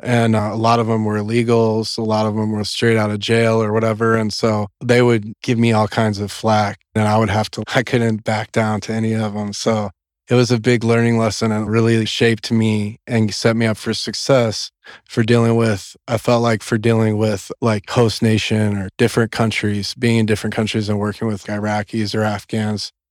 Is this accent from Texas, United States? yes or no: yes; Corpus Christi, Texas, United States; I grew up in South Texas, in Corpus Christi, Texas, and it's down on the coast